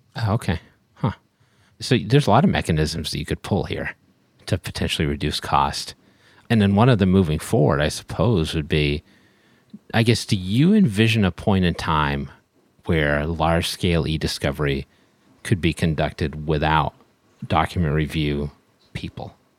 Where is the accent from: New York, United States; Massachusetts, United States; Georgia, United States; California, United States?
Massachusetts, United States; Boston; I'm from Boston